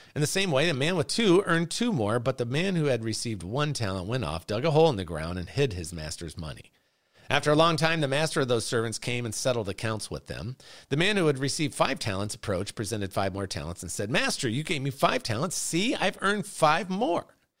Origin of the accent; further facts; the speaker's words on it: Chicago, Illinois, United States; I'm from Chicago